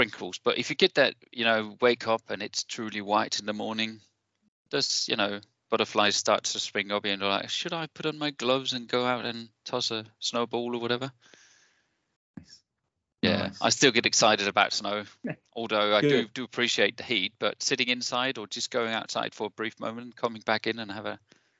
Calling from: Aarhus, Central Denmark Region, Denmark; I'm coming in from Aarhus, or just north of Aarhus, which is a small city in Denmark.

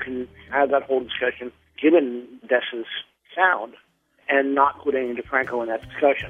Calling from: New York City, New York, United States; I'm calling from New York City.

